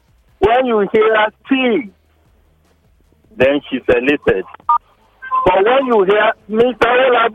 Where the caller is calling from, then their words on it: Lagos, Nigeria; I'm calling from Lagos.